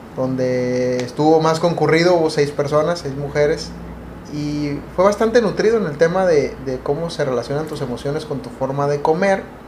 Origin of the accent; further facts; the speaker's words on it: Mexicali, Baja California, Mexico; Nosotros somos de México, particularmente la ciudad de Mexicali, Baja California, una ciudad muy calurosa.